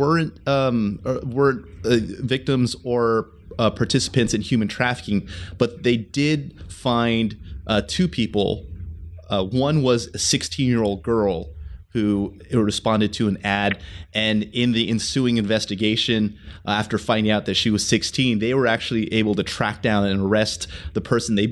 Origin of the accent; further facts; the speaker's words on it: San Jose, California, United States; also born or lived in Los Angeles / College Park, Maryland; I am a native of the South Bay, born and raised in East San Jose.